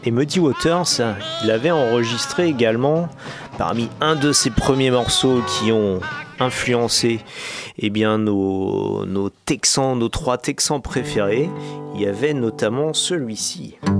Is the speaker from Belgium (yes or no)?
no; Grenoble, Auvergne-Rhône-Alpes, France; chez nous à Grenoble